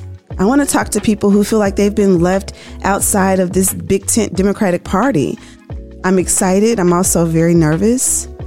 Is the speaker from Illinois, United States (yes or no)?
no; Memphis, Tennessee, United States; now in Washington, D.C., United States; I am originally from Memphis, Tennessee. I'm a Southern Belle living in Washington, D.C.